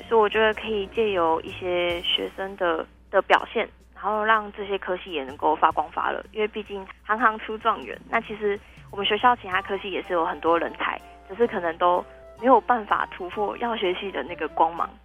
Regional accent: Tainan, Taiwan; 因为我是台南人

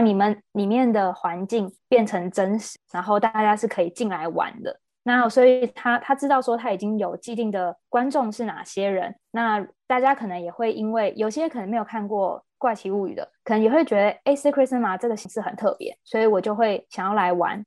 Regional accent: Taiwan; also born or lived in United Kingdom; 我们台湾人

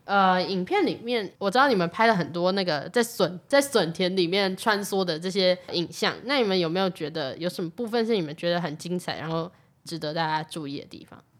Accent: Taishan District, New Taipei, Taiwan; 我是来自泰山嘛

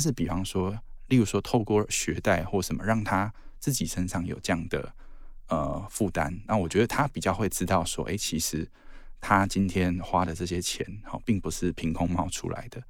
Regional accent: southern Taiwan, Taiwan; now in northern Taiwan; 像我小时候是在，呃，南部长大

